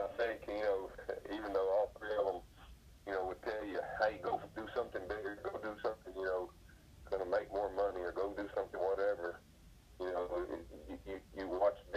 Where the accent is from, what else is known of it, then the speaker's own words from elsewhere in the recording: Seminole, Texas, United States; I grew up in West Texas, out in Seminole, Texas